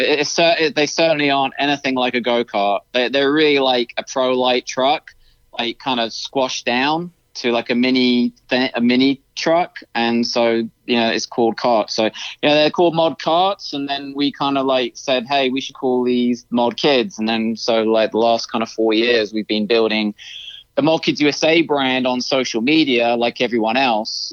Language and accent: English; United Kingdom; moved away; I am American, but I was raised in the UK